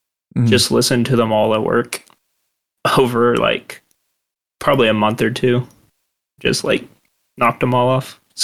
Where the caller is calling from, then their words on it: California, United States; Outside of LA.